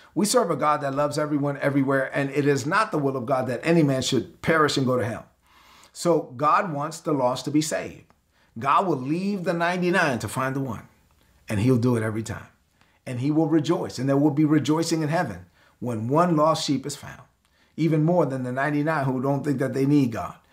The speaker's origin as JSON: {"language": "English", "town": "Brooklyn", "region": "New York", "country": "United States", "said": "I'm from Brooklyn"}